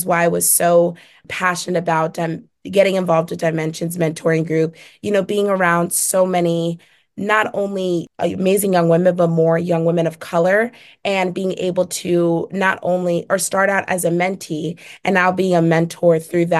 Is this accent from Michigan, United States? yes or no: no; Philadelphia, Pennsylvania, United States; moved away as an adult; now in Syracuse, United States; my hometown community of Philadelphia, Pennsylvania